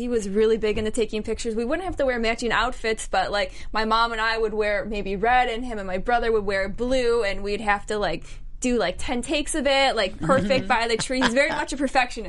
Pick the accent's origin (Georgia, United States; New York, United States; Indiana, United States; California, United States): New York, United States; I'm from New York